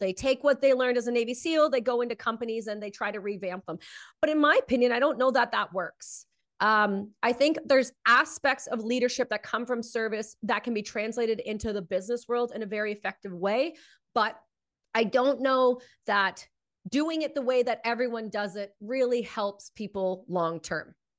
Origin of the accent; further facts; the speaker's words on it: Canada; being Canadian